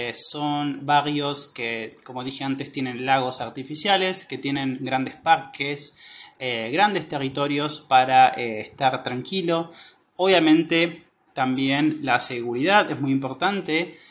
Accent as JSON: {"language": "Spanish", "region": "Patagonia", "country": "Argentina", "said": "soy de Argentina"}